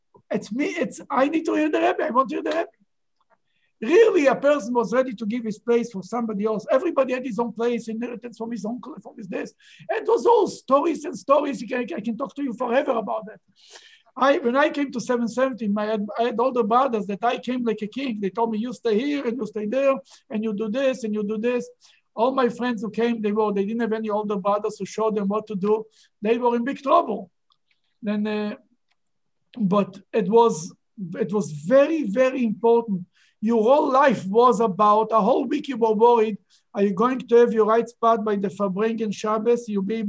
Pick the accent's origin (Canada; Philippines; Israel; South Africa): Israel; moved away; I grew up in Israel